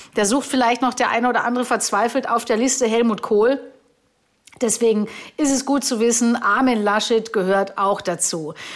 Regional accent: Augsburg, Bavaria, Germany; da war ich in Augsburg unterwegs, meiner Heimatstadt

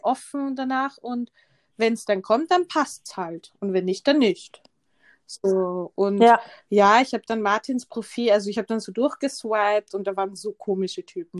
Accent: Vienna, Austria; ich bin Wienerin

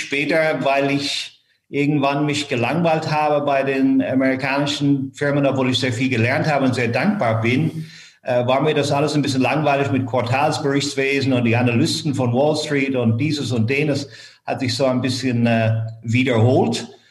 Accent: Ireland; first language English; German is a second language; moved away as an adult; now in Frankfurt, Germany; Ich bin in Irland aufgewachsen

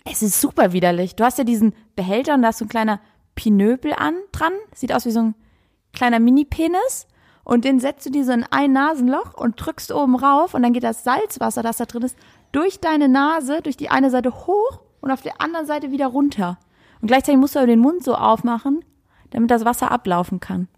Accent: Saarland, Germany; moved away; Ich komme aus dem Saarland

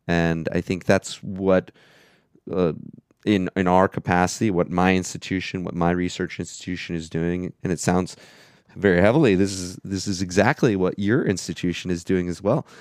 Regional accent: Florida, United States; moved away as an adult; also born or lived in Alaska / New York City; now in Vienna, Austria; I grew up in Florida, um, but I lived in Alaska for 10 years, um, as well as living in New York City

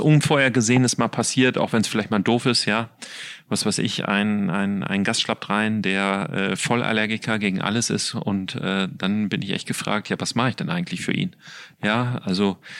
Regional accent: Ruhr area, North Rhine-Westphalia, Germany; Ich komme ja aus dem Ruhrgebiet

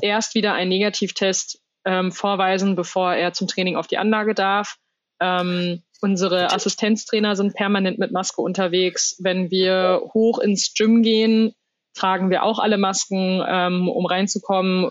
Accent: Germany; bei uns in Deutschland

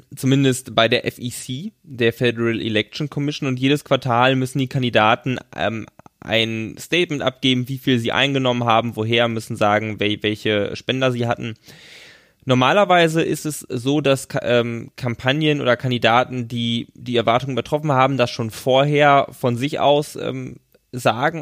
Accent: Germany; wir aus Deutschland

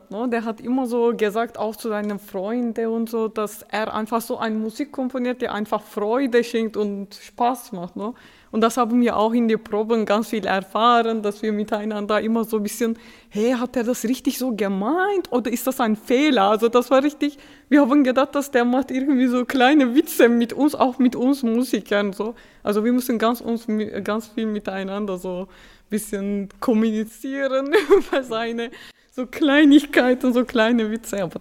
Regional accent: Turkey; German is a second language; Ich komme aus der Türkei und ich fand plötzlich so, oh, ich bin im Strand in meinem Heimat

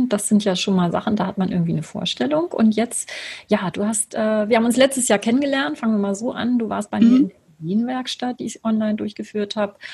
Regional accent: Lübeck, Schleswig-Holstein, Germany; born there; Und ich habe heute einen Gast aus meiner Geburtsstadt. Und zwar ist das Sibylle aus Lübeck.

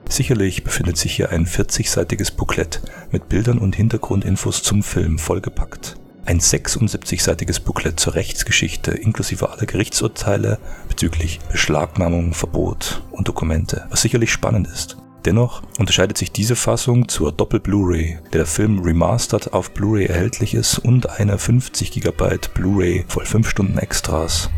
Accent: Germany; bei uns in Deutschland

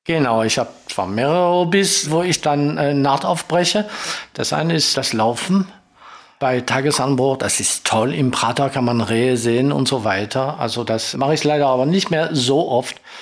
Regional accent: Marseille, Provence-Alpes-Côte d'Azur, France; accent: French; German is a second language; moved away as an adult; also born or lived in Stuttgart / Essen; Ich bin in Frankreich geboren. Ich bin in Marseille geboren, am Mittelmeer

